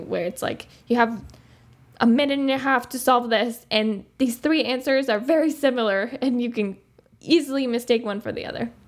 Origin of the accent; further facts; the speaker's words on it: Uruguay; English is a second language; moved away as an adult; I grew up in Uruguay